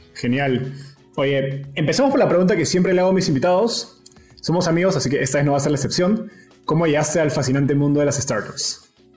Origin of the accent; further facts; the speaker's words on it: Peru; los dos somos peruanos